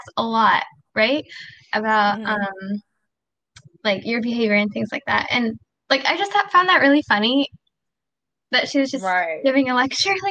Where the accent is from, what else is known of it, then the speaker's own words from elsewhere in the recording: Canada; also born or lived in Pakistan; I'm Pakistani Canadian, so I want to eventually practice in Pakistan.